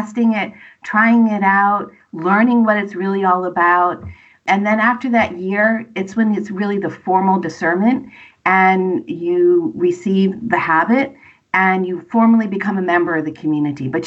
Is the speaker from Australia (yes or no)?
no; Massachusetts, United States; now in New Jersey, United States; I'm originally from Massachusetts